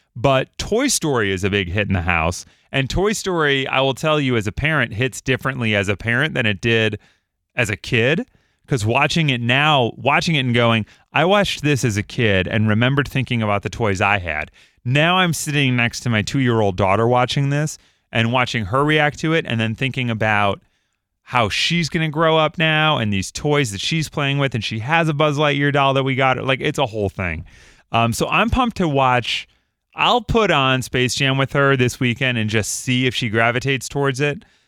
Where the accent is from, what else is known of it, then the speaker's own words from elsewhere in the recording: Chicago, Illinois, United States; Growing up in Chicago